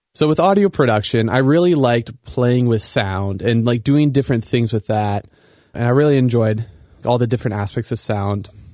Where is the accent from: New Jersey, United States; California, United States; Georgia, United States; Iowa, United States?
Iowa, United States; Sioux City; moved away as an adult; now in Grand Rapids, United States; I grew up in Iowa, uh, and I think Iowa is a really great place to grow up